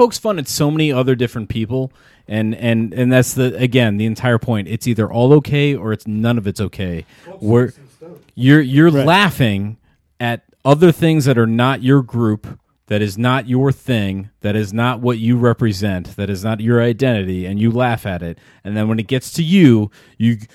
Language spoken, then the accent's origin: English; United States; as an American